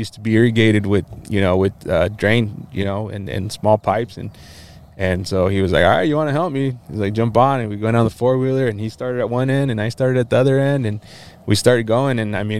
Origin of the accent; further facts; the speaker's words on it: Walla Walla, Washington, United States; born there; I was born here, and actually in Washington State. I was born in Walla Walla.